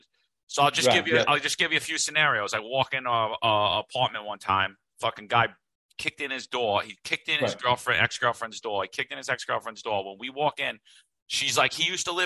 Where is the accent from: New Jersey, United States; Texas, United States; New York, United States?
New York, United States; New York City; I grew up in Brooklyn, Staten Island.